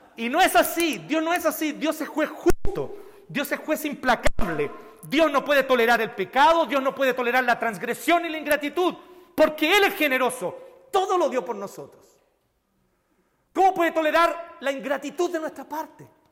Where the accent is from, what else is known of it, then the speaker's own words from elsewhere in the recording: Chile; nosotros los chilenos